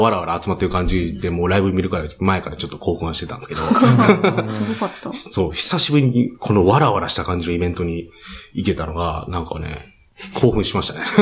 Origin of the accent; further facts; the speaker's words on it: Kyoto, Japan; 僕の地元は京都なんですけど